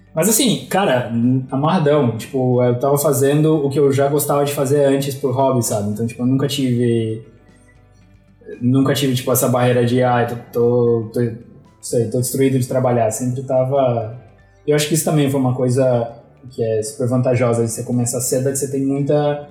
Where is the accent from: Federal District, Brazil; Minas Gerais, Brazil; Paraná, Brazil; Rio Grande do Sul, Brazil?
Paraná, Brazil; Curitiba; moved away as an adult; also born or lived in Florianópolis; Eu sou de Curitiba, mas sempre soube que sempre vivi entre Curitiba e Florianópolis